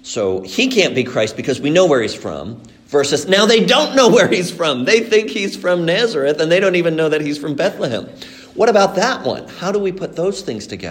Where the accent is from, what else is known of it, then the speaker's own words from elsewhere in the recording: Mexico; moved away; also born or lived in Colombia; I was brought up in Mexico, but I was born in Colombia